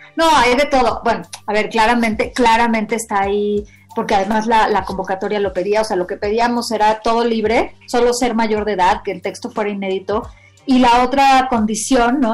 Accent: Mexico; éramos mexicanos

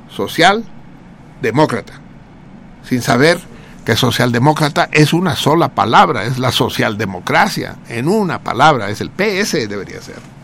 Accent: Mexico City, Mexico; yo no soy chilango, soy tenochca, los tenochcas suerte tenemos de la cercanía de Cuernavaca, la Ciudad de México

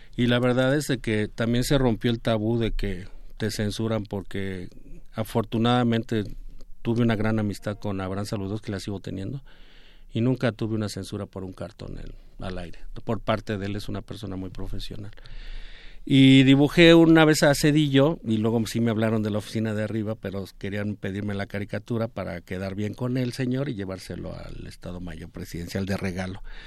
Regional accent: Mexico; como artista mexicano, como caricaturista.

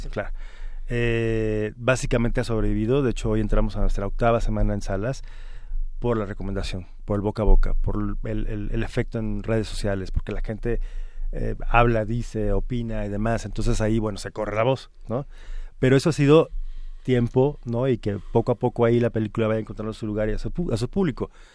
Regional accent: Mexico; como mexicanos

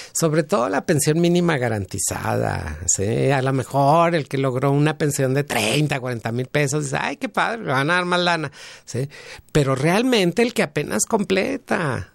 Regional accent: Mexico

